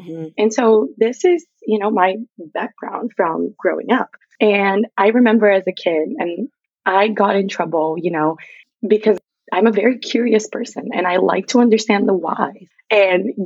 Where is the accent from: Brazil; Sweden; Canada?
Brazil; a very small town in the south of Brazil, South Region; English is a second language; moved away; I grew up in Brazil, if you can hear an accent and or if I forget any words, that's where it's coming from. I grew up in Brazil. And so I'm from a very, very small town on the south of Brazil